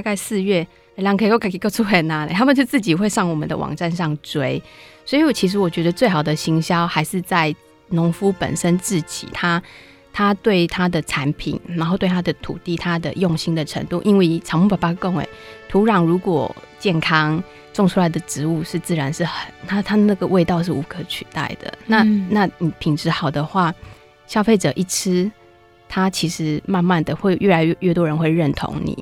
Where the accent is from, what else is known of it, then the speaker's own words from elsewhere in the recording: Taiwan; 其实我们就是台湾